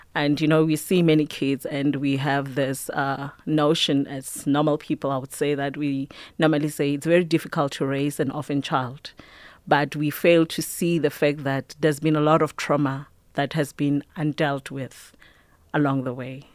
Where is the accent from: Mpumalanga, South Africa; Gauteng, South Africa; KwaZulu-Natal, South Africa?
Mpumalanga, South Africa; I grew up in Park Ratlhagana. It's on the outskirts of Mpumalanga